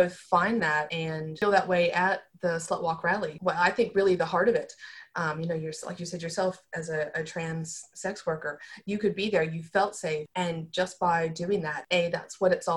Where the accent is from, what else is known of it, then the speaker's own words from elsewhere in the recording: United States; accent: American; by my accent, I'm American